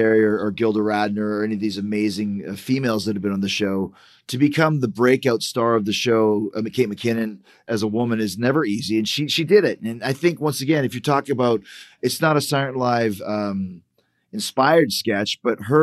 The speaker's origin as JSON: {"language": "English", "country": "Canada", "said": "We're from Canada"}